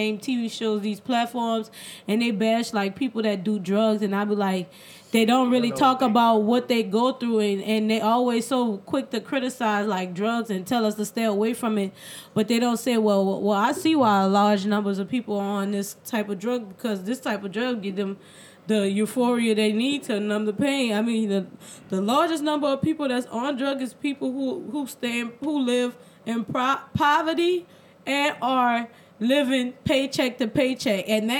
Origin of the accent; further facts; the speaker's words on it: New Orleans, Louisiana, United States; we're from New Orleans East Side. You know, and there's really not much out here.